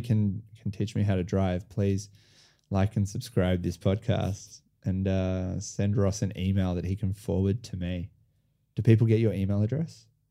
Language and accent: English; Sydney, New South Wales, Australia; moved away as an adult; also born or lived in France; now in Melbourne, Australia; I was born in Sydney, grew up in Sydney.